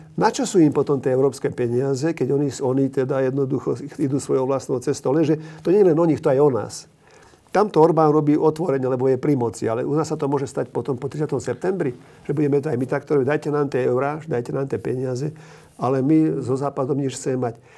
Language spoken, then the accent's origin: Slovak; Slovakia; My sme Slováci taký, taký chorý národ svojím spôsobom